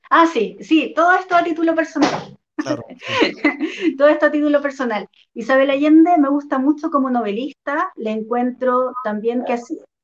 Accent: Chile; acá en Chile

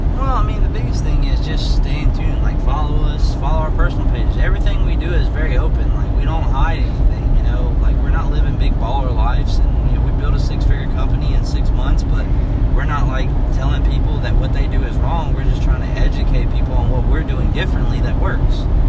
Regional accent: Tuscaloosa, Alabama, United States; we're from Tuscaloosa, Alabama

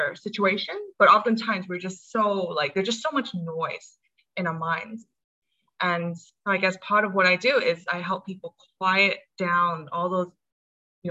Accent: Hong Kong; also born or lived in United States; I'm from Hong Kong. I was born in the States, but I spent most of my life here.

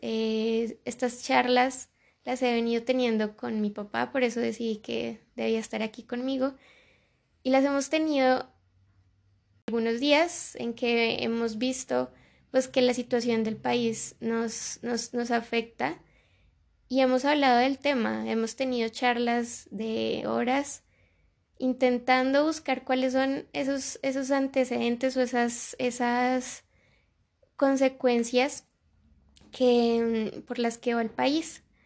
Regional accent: Colombia; hermanos colombianos

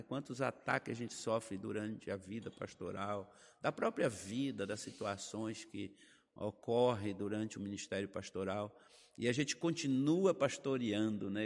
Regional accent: Bahia, Brazil; moved away as an adult; also born or lived in Fernandópolis, São Paulo; Morei por oito anos na Bahia

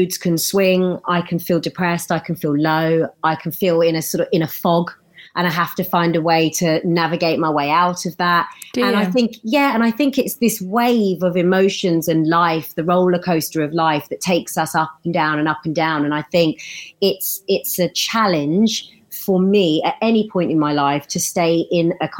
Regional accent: United Kingdom; us Brits

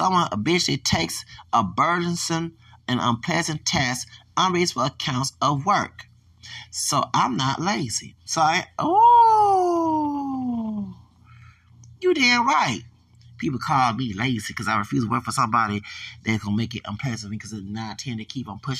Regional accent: the South, United States; I'm from the South.

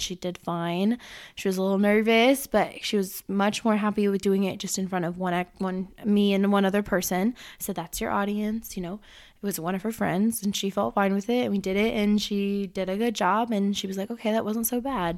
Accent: Illinois, United States; I was born in Illinois

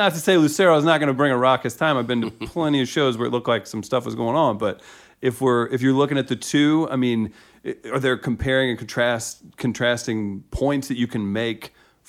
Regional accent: Farmington, Missouri, United States; Up in Farmington, Missouri, which is a small town south of here.

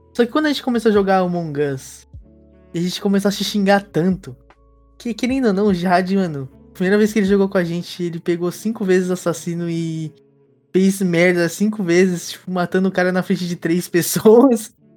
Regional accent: Brazil; now in Japan; a gente é brasileiro que mora no Japão

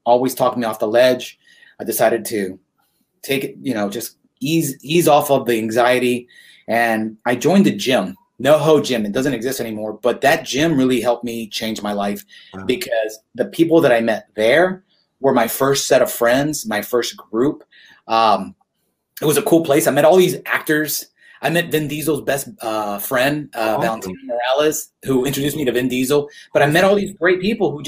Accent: Houston, Texas, United States; I am from Houston, which is a conservative state

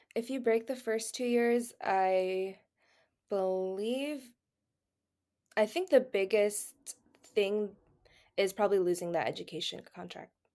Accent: Houston, Texas, United States; now in Redlands, United States; I'm from Houston, Texas, but I currently live in Redlands, California

